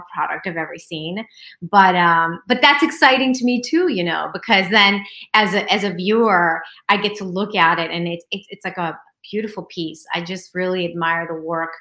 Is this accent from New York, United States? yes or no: yes; New York City, New York, United States; I was born in Queens, New York